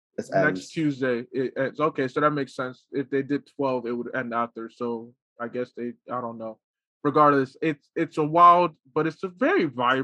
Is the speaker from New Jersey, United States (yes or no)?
yes; Newark, New Jersey, United States; I'm from Jersey.